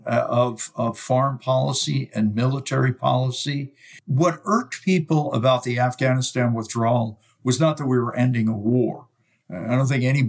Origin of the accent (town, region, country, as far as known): United States